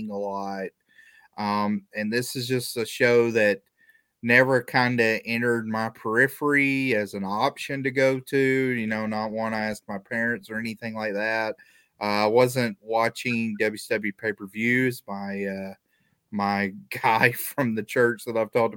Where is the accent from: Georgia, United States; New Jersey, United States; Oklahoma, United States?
Georgia, United States; Atlanta; Of course, it's my hometown